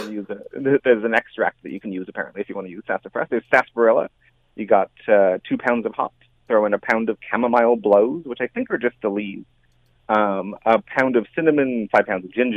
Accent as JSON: {"language": "English", "town": "Hamilton", "region": "Ontario", "country": "Canada", "tie": "born or raised there", "said": "I grew up in Hamilton, and I spent some lovely Saturdays at the downtown library."}